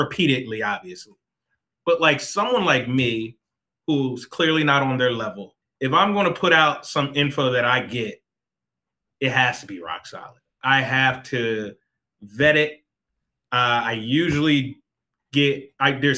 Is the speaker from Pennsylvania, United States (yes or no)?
yes; Philadelphia, Pennsylvania, United States; moved away; I grew up in Philadelphia. My family is still in Philadelphia